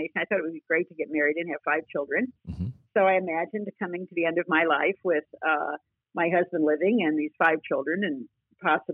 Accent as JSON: {"language": "English", "town": "Dayton", "region": "Ohio", "country": "United States", "tie": "born or raised there", "said": "I grew up in Dayton, Ohio"}